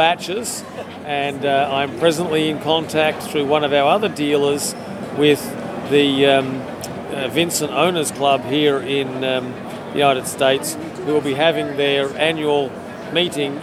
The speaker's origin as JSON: {"language": "English", "country": "Australia", "said": "we spell it differently down in Australia."}